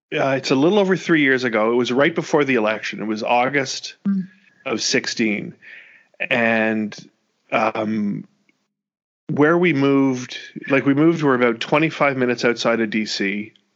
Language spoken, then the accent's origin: English; Canada; moved away as an adult; now in United States; as a Canadian